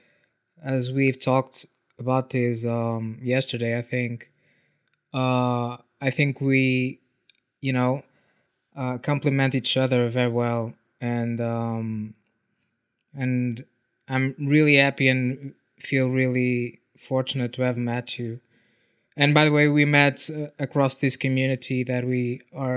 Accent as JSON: {"language": "English", "country": "Portugal", "said": "I'm from Portugal."}